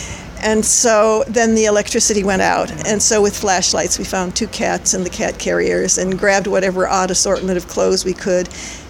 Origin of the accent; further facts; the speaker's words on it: Midwest, United States; in the winter I can fool myself that they're just winter trees because I came from the Midwest.